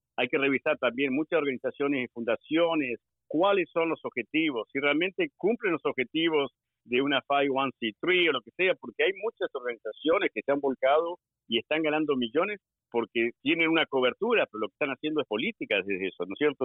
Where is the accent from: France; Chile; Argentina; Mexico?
Argentina; moved away as an adult; now in Maryland, United States; Yo vine del ejército de Argentina